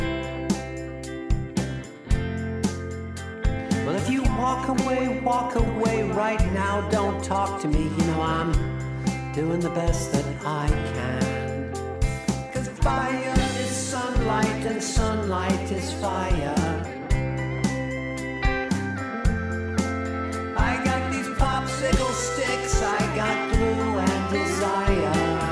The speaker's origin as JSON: {"language": "English", "country": "Australia", "said": "as an Australian"}